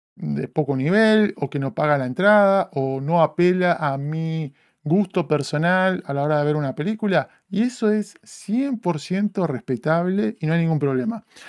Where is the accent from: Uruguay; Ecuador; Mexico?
Uruguay; now in Los Angeles, United States; me retrotrae a mi infancia, a crecer en Uruguay